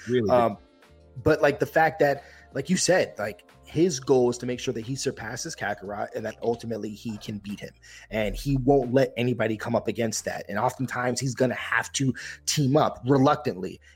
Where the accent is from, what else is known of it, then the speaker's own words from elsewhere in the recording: Yonkers, New York, United States; I'm from Yonkers, New York, outside the Bronx